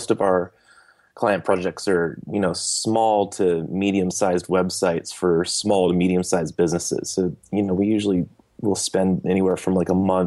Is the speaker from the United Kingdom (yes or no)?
no; Bay Area, California, United States; I grew up here. I'm from the Bay Area. We're based out of Campbell, and I was born and raised here